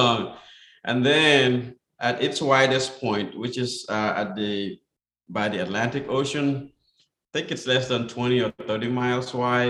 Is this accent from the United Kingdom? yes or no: no; Gambia; moved away; I was born there, of course, in 67.